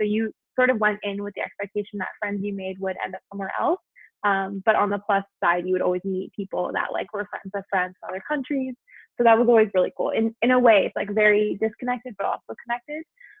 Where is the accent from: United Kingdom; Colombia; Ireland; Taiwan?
Taiwan; moved away; also born or lived in New York, United States; And I was born here in New York, and then my family actually moved when I was 7 years old. So we moved to Taiwan, which is the first international move that we ever did.